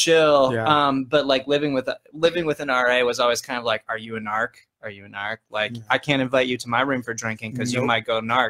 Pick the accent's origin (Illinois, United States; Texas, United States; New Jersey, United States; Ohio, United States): Ohio, United States; Northeast; moved away; also born or lived in Oklahoma / New York City; Yeah, I was born there, but I was raised in Northeast Ohio. I don't really remember Oklahoma